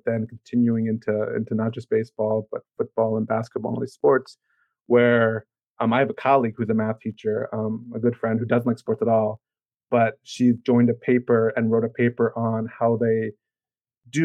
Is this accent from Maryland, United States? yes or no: yes; Maryland, United States; I'm from Maryland, so we're Baltimore Orioles fans